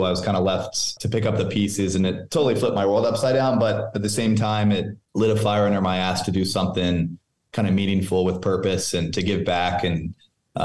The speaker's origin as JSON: {"language": "English", "region": "Virginia", "country": "United States", "tie": "born or raised there", "moved": "as an adult", "lives_now": "Los Angeles, United States", "said": "I grew up in Virginia, but my mom lived in LA, when she was in her early 20s. And it's cool moving out here a couple of years ago"}